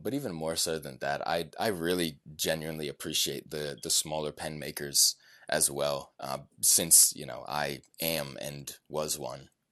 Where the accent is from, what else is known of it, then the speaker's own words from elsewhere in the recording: Richmond, Virginia, United States; my hometown of Richmond, Virginia